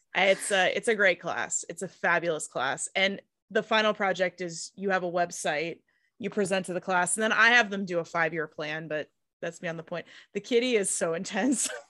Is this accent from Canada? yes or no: no; Pittsburgh, Pennsylvania, United States; I'm from the Rust Belt